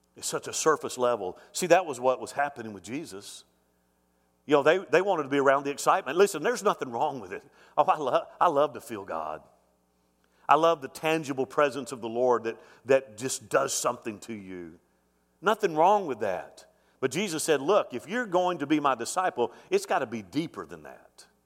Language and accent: English; Mobile, Alabama, United States; moved away; My grandfather founded the church I grew up in in Mobile, Alabama